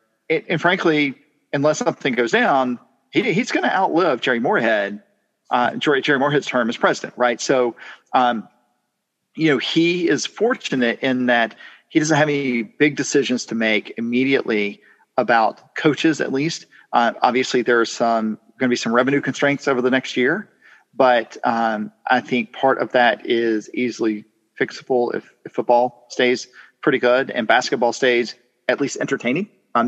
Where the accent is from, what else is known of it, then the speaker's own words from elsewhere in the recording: Ireland; I'm Irish, but I'm probably fine living a little less interesting times.